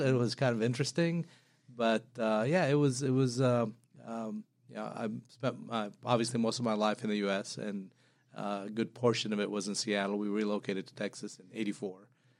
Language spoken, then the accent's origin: English; Madaba, Madaba Governorate, Jordan; So I was born in Jordan in a little town called Madaba. You know, being a Christian family in a predominantly Muslim country, it was always interesting.